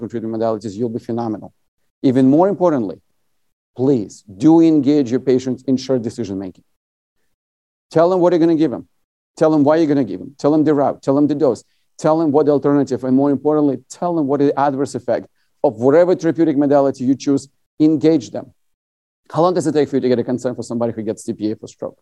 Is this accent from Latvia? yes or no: yes; Latvia; now in United States; I'm originally from USSR. I was born in Latvia